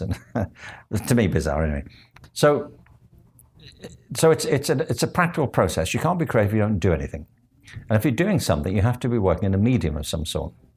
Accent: Liverpool, North West England, United Kingdom; also born or lived in Stratford; now in Los Angeles, United States; I grew up in Liverpool

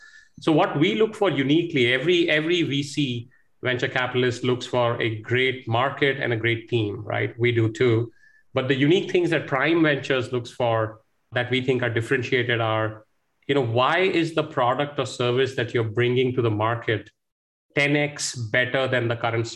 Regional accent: India; moved away as an adult; also born or lived in United States; I grew up in India here, went to one of the IITs, went abroad to the US, stayed there for about 14 years. Came back to India in 2007.

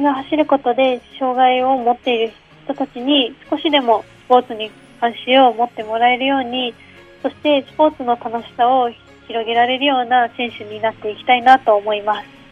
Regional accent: Fukushima, Japan; 地元で陸上競技をしたい

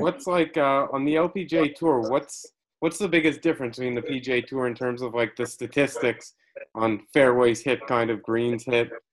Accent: Montreal, Quebec, Canada; now in Toronto, Canada; I'm from Montreal

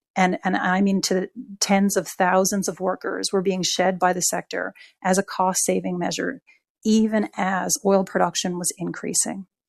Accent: Newfoundland and Labrador, Canada; I'm from Newfoundland

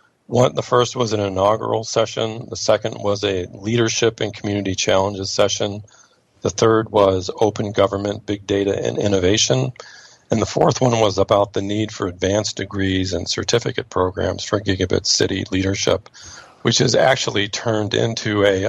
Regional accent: Austin, Texas, United States; born there; also born or lived in Boston / St. Louis; I was born in Austin, Texas, and wow. Later lived in Boston. My dad was a postdoc at MIT, and then we came out here to St. Louis.

